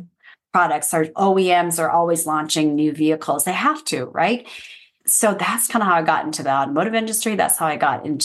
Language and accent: English; Fresno, California, United States; moved away as an adult; also born or lived in Los Angeles; I moved from Fresno